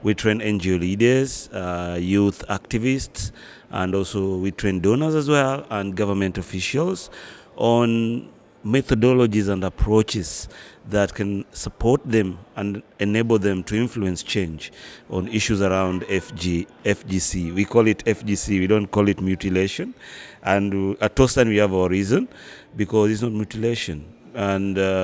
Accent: Kenya; now in Dakar, Senegal; I'm a Kenyan.

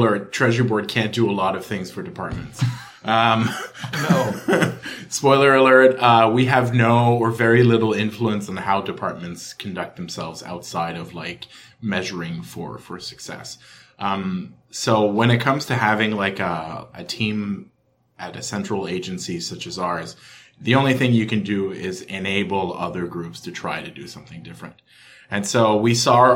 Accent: Ottawa, Ontario, Canada; I'm from Ottawa

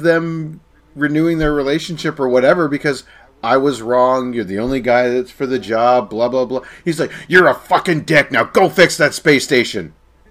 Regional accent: Scotland, United Kingdom; also born or lived in United States; I'm also Scottish, but we were raised in America partially, so I dumped the accent, you know.

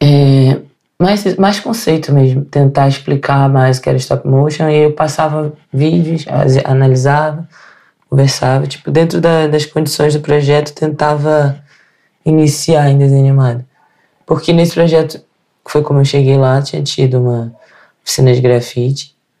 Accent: Rio de Janeiro, Brazil; moved away as an adult; also born or lived in Northeast Brazil; now in Portugal; Sou do Rio de Janeiro

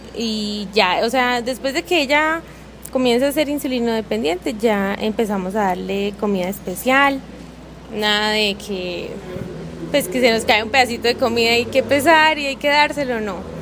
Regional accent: Cúcuta, Norte de Santander, Colombia; now in Medellín, Colombia; hace tres años que yo llegué acá a la ciudad de Medellín, nosotras somos de Cúcuta

